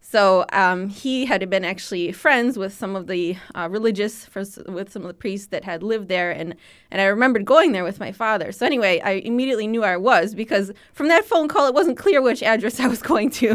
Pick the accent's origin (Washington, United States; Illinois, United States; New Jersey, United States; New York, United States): Illinois, United States; Chicago; I grew up speaking Lithuanian in the Lithuanian community in Chicago